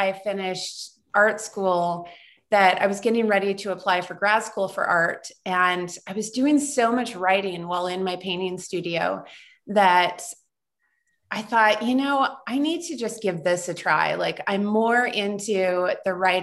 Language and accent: English; United States; also born or lived in San Francisco, California / Nebraska / Nevada; I was born in San Francisco and lived there again in my 20s, but I grew up in Nebraska and Nevada